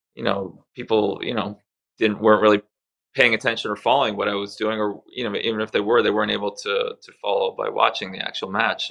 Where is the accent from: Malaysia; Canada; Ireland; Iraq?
Canada; English is a second language; make the move to Canada in 1976. Uh, it was a tough transition for me at first. I didn't speak any English. I was crying on my first few days at school